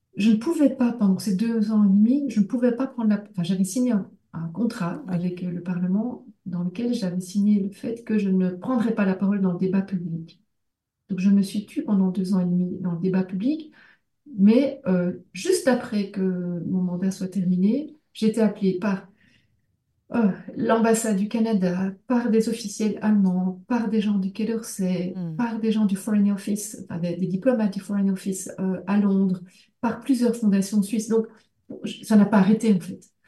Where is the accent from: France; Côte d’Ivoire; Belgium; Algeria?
Belgium; moi euh, comme belge